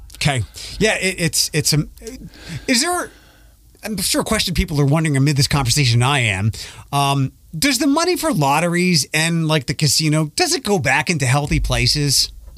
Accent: Philadelphia, Pennsylvania, United States; moved away; also born or lived in Detroit; I grew up in Philadelphia

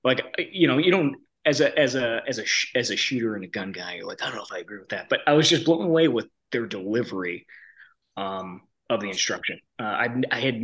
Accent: New York, United States; moved away as an adult; I'm from New York originally. Grew up competitive shooting a bit. I was fortunate my dad could afford those things. And but I grew up in New York

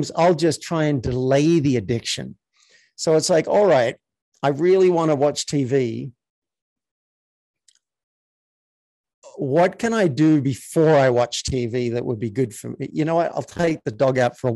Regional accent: Australia; I was raised in Australia

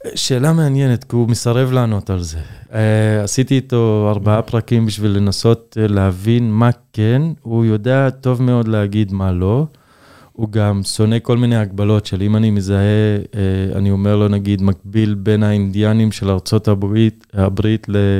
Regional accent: Israel; כדרוזי, כדובר ערבית

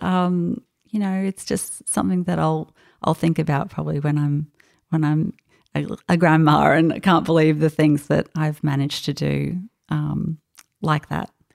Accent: Australia; accent: Australian; also born or lived in France; my Australian accent, accent when I spoke

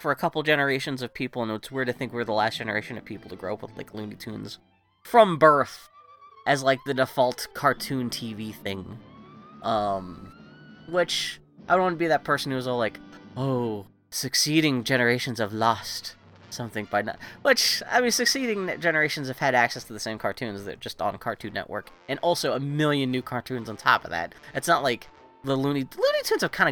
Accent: Pittsburgh, Pennsylvania, United States; I grew up in Pittsburgh, and we had Mr. Rogers

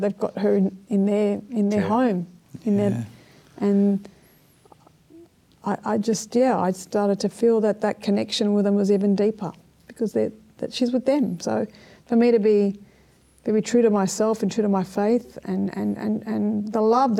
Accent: Sydney, New South Wales, Australia; also born or lived in Strathfield / eastern suburbs; I grew up in the inner west

